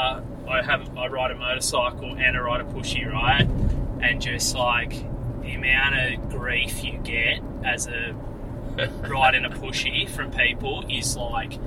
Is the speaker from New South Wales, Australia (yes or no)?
yes; Snowy Mountains, New South Wales, Australia; moved away as an adult; now in Sydney, Australia; I'm from the Snowies.